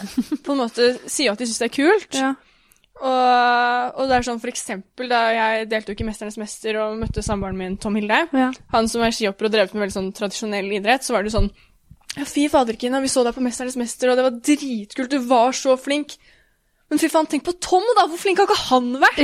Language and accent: Norwegian; Norway; also born or lived in United States; som nordmann